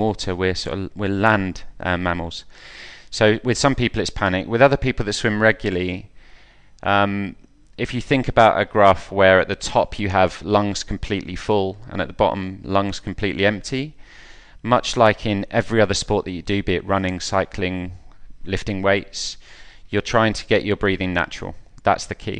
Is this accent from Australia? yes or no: no; Wellingborough, East Midlands, United Kingdom; I'm from Wellingborough, so I swam at Wellingborough Swim Club as a boy